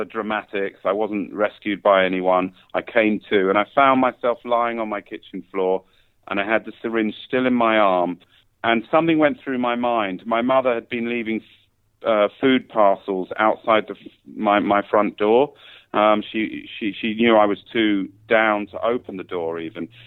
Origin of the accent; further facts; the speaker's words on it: London, United Kingdom; moved away as an adult; now in Thailand; I'm from England, London, England